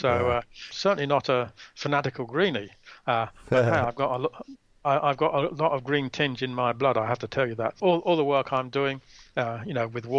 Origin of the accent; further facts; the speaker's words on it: England, United Kingdom; now in Australia; I was born in England and I migrated to Australia